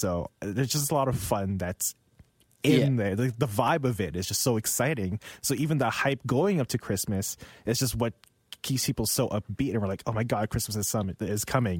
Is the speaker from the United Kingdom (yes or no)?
no; Philippines; now in Vancouver, Canada; That is how I grew up in the Philippines.